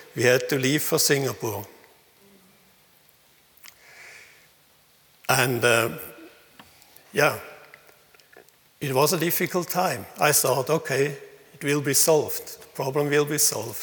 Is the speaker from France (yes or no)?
no; Switzerland; accent: Swinglish; English is a second language; also born or lived in Thailand